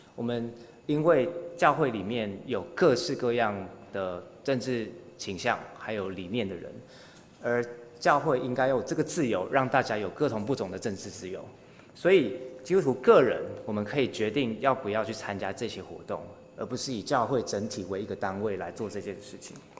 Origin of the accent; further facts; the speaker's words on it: Taiwan; 我们作为台湾人